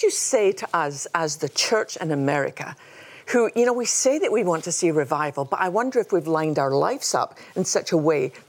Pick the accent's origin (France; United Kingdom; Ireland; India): United Kingdom; Scotland; now in United States; when I come from Scotland